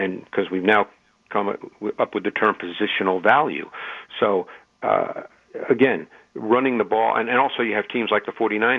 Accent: New York City, New York, United States; moved away as an adult; also born or lived in Detroit, Michigan; growing up in New York City

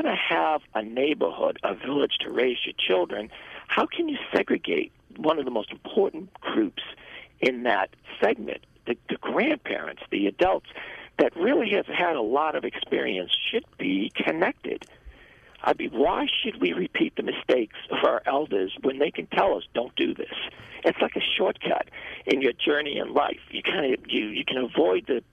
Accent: United States; being the American person that I was

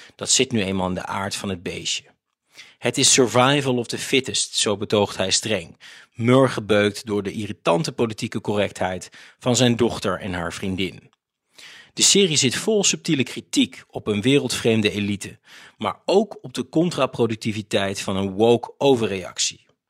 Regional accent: Netherlands; Als Nederlanders

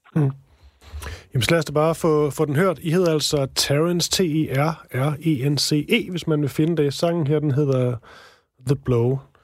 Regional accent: Odense, Southern Denmark, Denmark; min fødeby, Onse

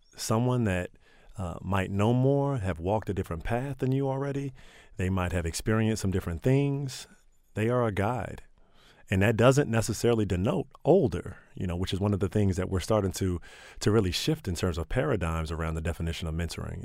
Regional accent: Prince George's County, Maryland, United States; I grew up in Prince George's County

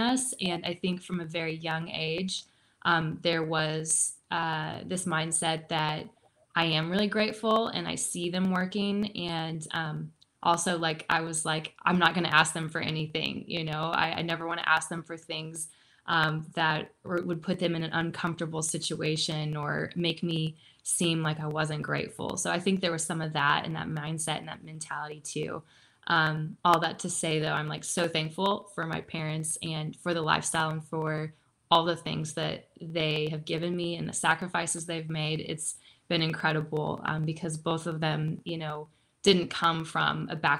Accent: Joplin, Missouri, United States; I grew up in the Midwest. I grew up in Joplin, Missouri.

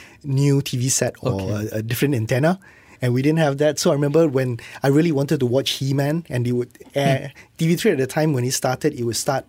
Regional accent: Johor Bahru, Johor, Malaysia; I'm from Johor Bahru.

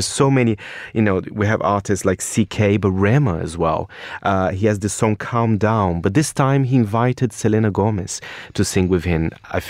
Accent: Brazil; I come from Brazil.

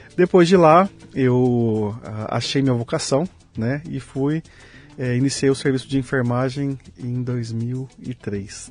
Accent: Leme, São Paulo, Brazil; moved away as an adult; also born or lived in Uberlândia / Malta; Eu nasci aqui no interior de São Paulo. Eu que sou lugar? lemense, de Leme.

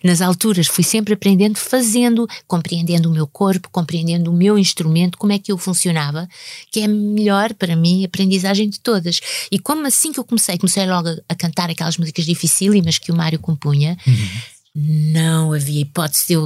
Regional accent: Lisbon, Portugal; que é o sítio onde eu nasci, eu nasci cá, uhum. minha mãe é que nasceu é lá. Em Lisboa mesmo. Sim, em Lisboa. E, uh, e, e vivo cá.

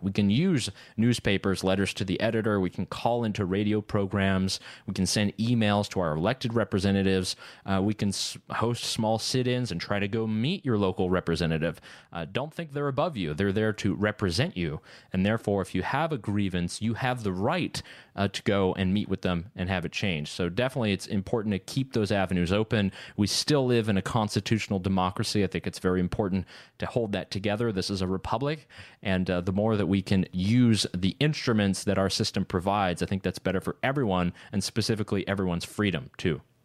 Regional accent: Concord, North Carolina, United States; my hometown of Concord outside of Charlotte

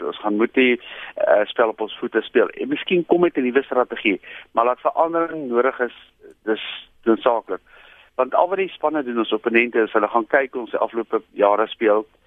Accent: South Africa; maar ek is as 'n Suid-Afrikaner gaan nog steeds die Springbok span support

